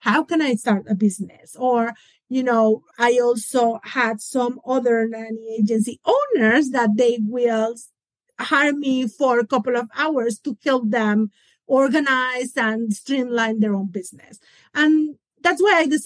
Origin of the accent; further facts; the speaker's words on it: Mexico; now in Atlanta, United States; I'm originally from Mexico